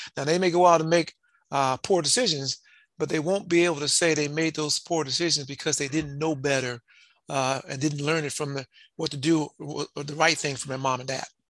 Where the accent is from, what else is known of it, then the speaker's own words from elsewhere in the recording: Compton, California, United States; was raised in Compton, California.